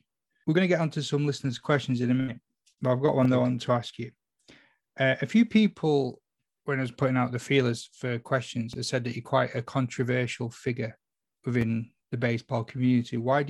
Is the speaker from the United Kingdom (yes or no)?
yes; Salford, North West England, United Kingdom; I'm from Salford